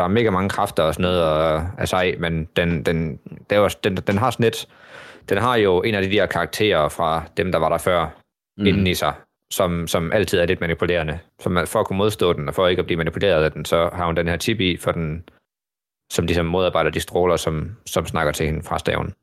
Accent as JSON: {"language": "Danish", "country": "Denmark"}